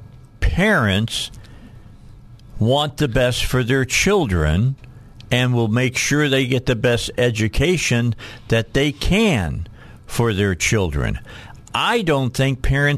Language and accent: English; Indiana, United States; now in Arkansas, United States; I grew up in Indiana